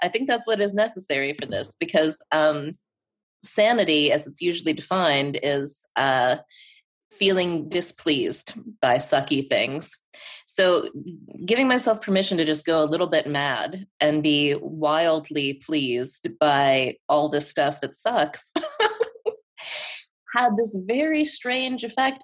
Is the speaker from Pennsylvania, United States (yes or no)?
yes; Pittsburgh, Pennsylvania, United States; it's in Pittsburgh, my hometown